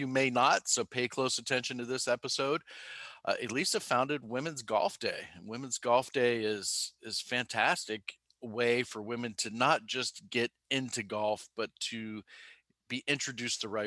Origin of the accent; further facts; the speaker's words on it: Pennsylvania, United States; Growing up in Pennsylvania